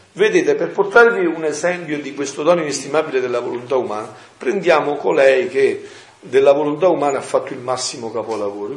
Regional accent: Campania, Italy; nel mio paese è così, veniva tanta gente da Napoli, da Benevento

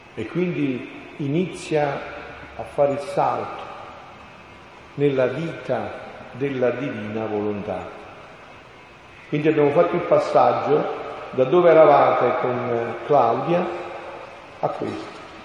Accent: Montefusco, Campania, Italy; moved away; al mio paese, Sono un paesino in provincia di Avellino, l'orgoglio della campagna, l'Irpinia

